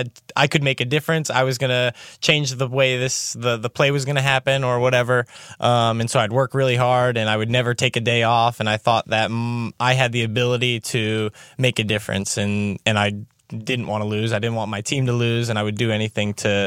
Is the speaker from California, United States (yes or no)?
no; Cincinnati, Ohio, United States; from Cincinnati, Ohio.